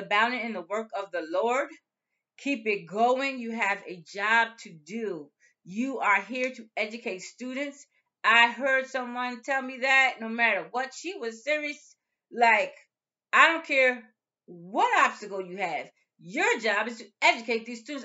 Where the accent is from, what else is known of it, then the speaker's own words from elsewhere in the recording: United States; we're from the United States.